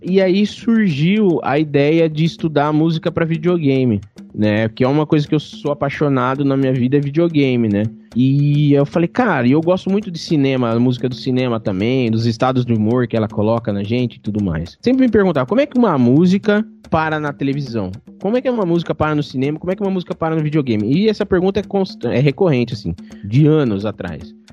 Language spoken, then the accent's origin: Portuguese; Barra Bonita, São Paulo, Brazil; moved away; Eu sou de Barra Bonita